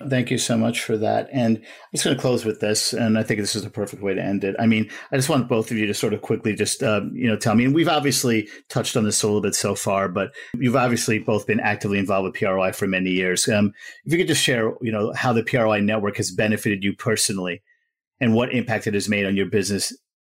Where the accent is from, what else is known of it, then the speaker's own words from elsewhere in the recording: New York, United States; I'm a New Yorker, an American